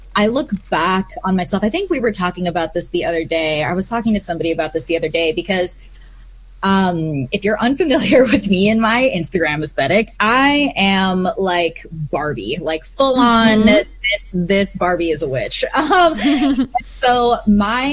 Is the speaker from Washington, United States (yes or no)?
no; Bethesda, Maryland, United States; also born or lived in Canada; I grew up on the East Coast in Bethesda, Maryland